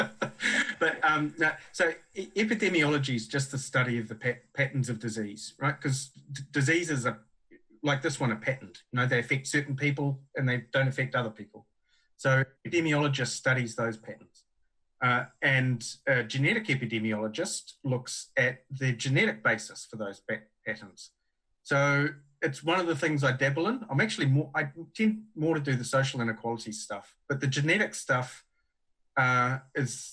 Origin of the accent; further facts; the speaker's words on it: Huntly, Waikato, New Zealand; also born or lived in Hamilton; I'm a Huntly boy. I grew up in Huntly and then moved to Norton and Hamilton